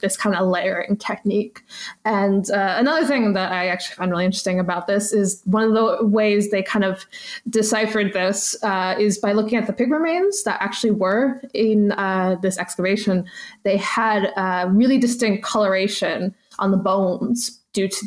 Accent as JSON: {"language": "English", "country": "United States", "said": "I'm very American"}